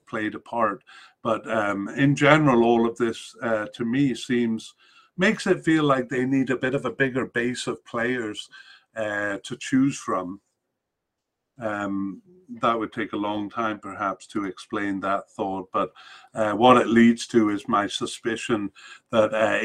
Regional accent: Canada; as a Canadian

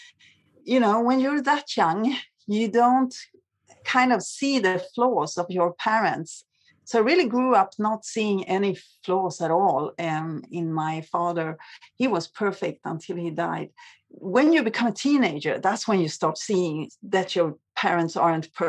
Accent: Sweden; I grew up in Sweden, which is maybe one of the safest countries in the world.

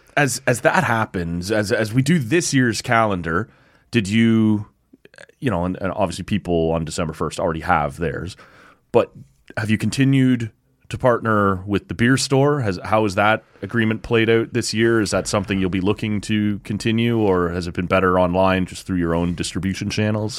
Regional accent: Oshawa, Ontario, Canada; moved away; I grew up in Oshawa, right?

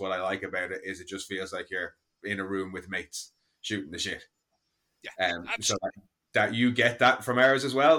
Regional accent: Ireland

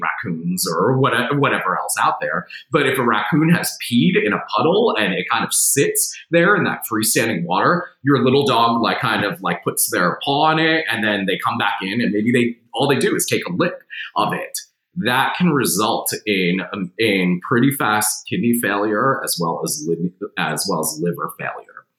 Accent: New Jersey, United States; now in Tennessee, United States; I'm from New Jersey

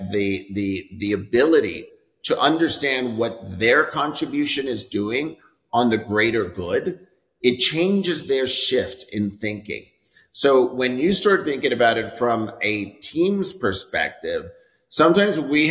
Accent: New York, United States; moved away as an adult; also born or lived in San Francisco; now in Dallas, United States; I'm born and raised in New York.

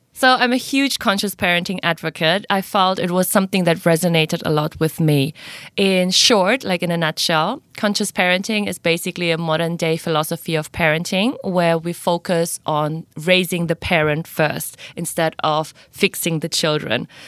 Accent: Indonesia; moved away as an adult; now in Singapore; I'm originally from Indonesia, half German, half Indonesian, but I've been living now in Singapore for four years.

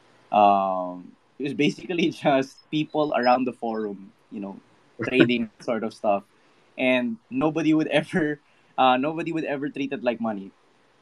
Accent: Philippines; I'm from the Philippines

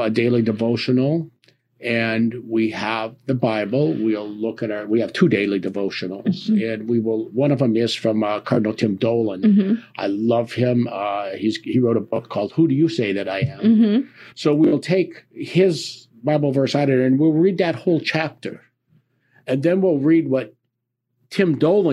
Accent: Diocese of Green Bay, Wisconsin, United States; also born or lived in Southeast Ohio / Steubenville, Ohio; now in Niles, United States; Grew up in the Diocese of Green Bay

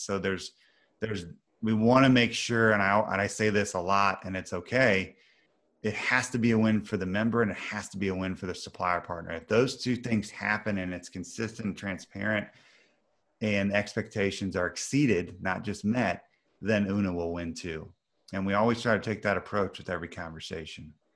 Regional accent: Missouri, United States; I'm from Missouri, which some of your, some of your audience is the middle of the country, United States

